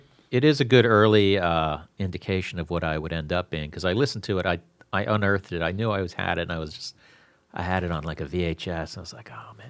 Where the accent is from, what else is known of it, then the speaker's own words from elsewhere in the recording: Florida, United States; also born or lived in Bronx, New York / Newport, New York; when I was eight, I moved down to Florida